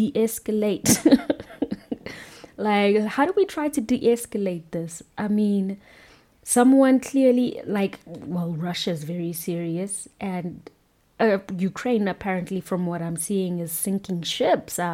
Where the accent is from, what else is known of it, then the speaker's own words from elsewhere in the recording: South Africa; being a South African